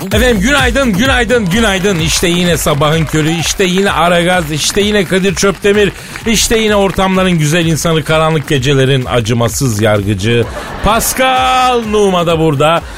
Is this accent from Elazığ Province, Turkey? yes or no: yes; Elazığ Province, Turkey; Elazığ'ın, yani benim memleketimin